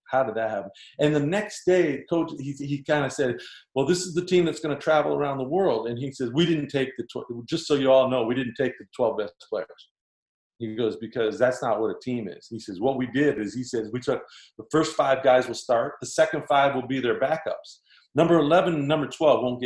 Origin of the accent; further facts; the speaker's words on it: Niagara Falls, Ontario, Canada; growing up in Niagara Falls, Ontario